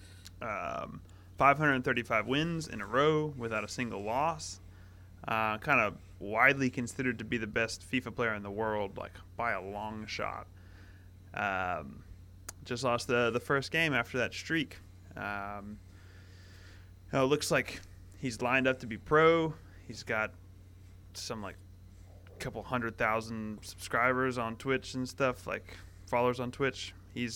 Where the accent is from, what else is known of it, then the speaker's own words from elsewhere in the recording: Kentucky, United States; I'm from Kentucky.